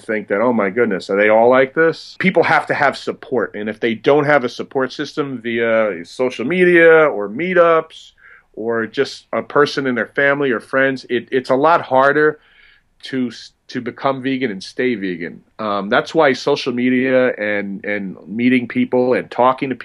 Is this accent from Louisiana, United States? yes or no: no; New Jersey, United States; growing up in New Jersey, where I grew up